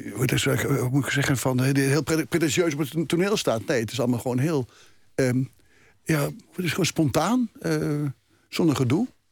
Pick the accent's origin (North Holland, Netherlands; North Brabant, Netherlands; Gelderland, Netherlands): Gelderland, Netherlands; ik schrijf ook iedere dag een column in, in een krant in mijn geboortestreek, de Gelderlanden